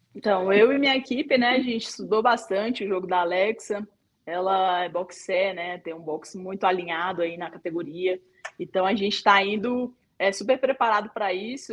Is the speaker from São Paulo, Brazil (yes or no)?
no; Ceilândia, Federal District, Brazil; Tenho muito orgulho de falar de onde eu vim, da cidade que eu nasci, aqui em Ceilândia, cidade da periferia aqui de Brasília